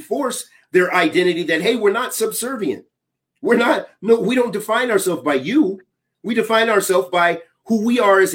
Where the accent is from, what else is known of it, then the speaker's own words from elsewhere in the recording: United States; I'm from America